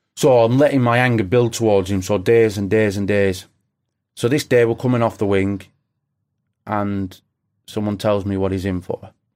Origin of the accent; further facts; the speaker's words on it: England, United Kingdom; being English